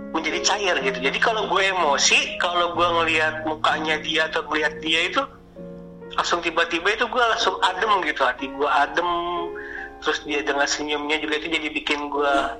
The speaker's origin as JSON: {"language": "Indonesian", "region": "Sumatra", "country": "Indonesia", "said": "gue orang Sumatera"}